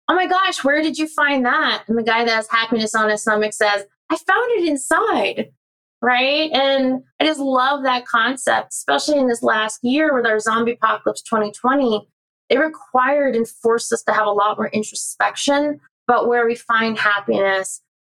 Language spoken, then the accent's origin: English; California, United States; I'm from Southern California